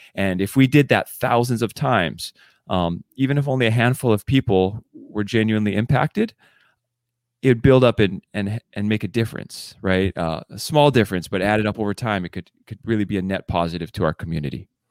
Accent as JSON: {"language": "English", "area": "Oahu", "region": "Hawaii", "country": "United States", "tie": "born or raised there", "moved": "as an adult", "lives_now": "Seattle, United States", "said": "we grew up together on Oahu. And, uh, later on, we moved together the same time up to Seattle"}